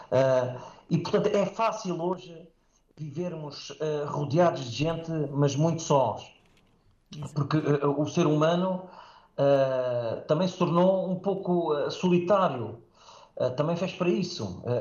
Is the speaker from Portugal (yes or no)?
yes; Safara, Beja District, Portugal; also born or lived in Moura; e no qual fui criado até aos 20, até aos 20 anos, portanto, claro que lá estive, portanto, na, sendo a minha aldeia, Safara, no Conselho de Moura